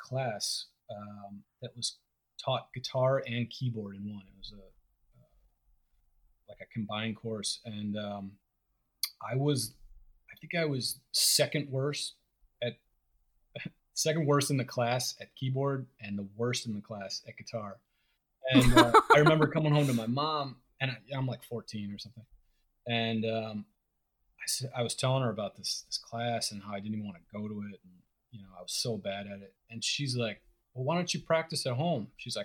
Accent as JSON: {"language": "English", "region": "Ohio", "country": "United States", "moved": "yes", "said": "I'm from Ohio"}